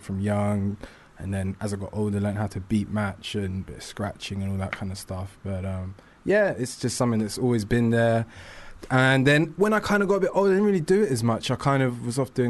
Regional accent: London, United Kingdom; I grew up in West London

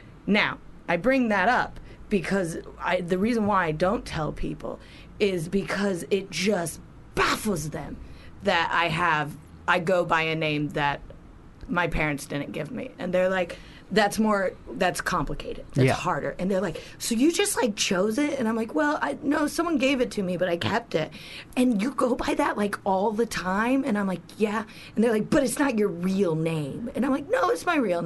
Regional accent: Ohio, United States; moved away as an adult; also born or lived in New York City; I grew up in Ohio. Or even when I moved to New York City, I moved to New York at 18.

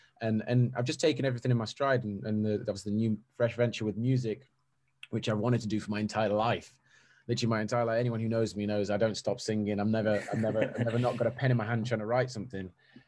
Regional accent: Stoke-on-Trent, West Midlands, United Kingdom; moved away as an adult; now in London, United Kingdom; I'm from Stoke-on-Trent, and getting down to and moving to London about 3 years ago was pretty daunting

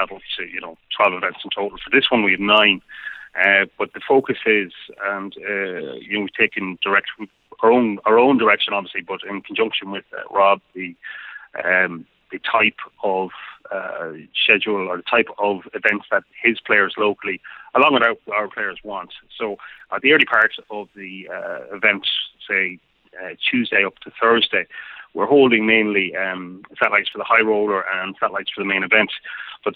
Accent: Ireland; Being an Irishman

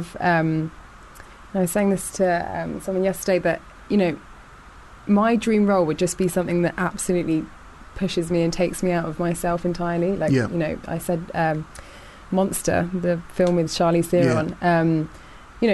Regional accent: Weybridge, South East England, United Kingdom; also born or lived in Isleworth, London / Hounslow, London; I was born in London and then raised in Surrey.

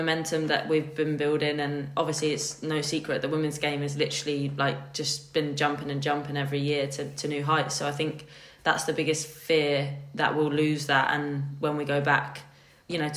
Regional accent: England, United Kingdom; growing up in England

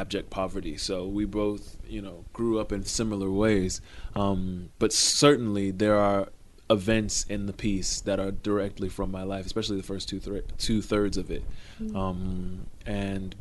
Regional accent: Miami, Florida, United States; growing up in Liberty City in Miami

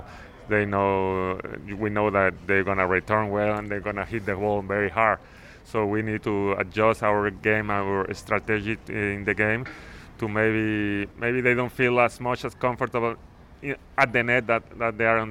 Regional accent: Mexico; I'm from Mexico

